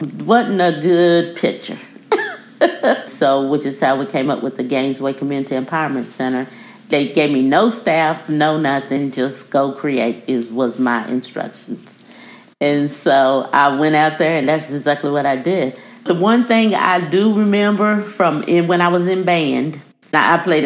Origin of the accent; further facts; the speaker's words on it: Hazard, Kentucky, United States; I'm originally from Hazard, Kentucky